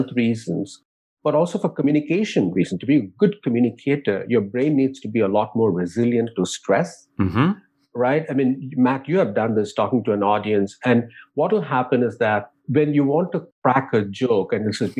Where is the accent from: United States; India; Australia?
India; moved away; growing up in India